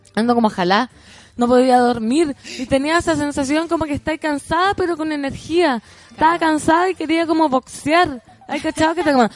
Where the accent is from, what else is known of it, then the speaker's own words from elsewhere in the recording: Aconcagua Valley, Valparaíso, Chile; moved away; soy oriunda del Valle de la Concagua